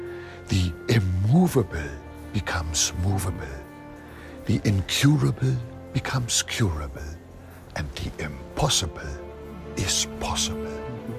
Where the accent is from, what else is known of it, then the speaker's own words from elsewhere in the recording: North Germany, Germany; You know, I grew up in North Germany at the mouth of the River Elbe. It is a tidal area.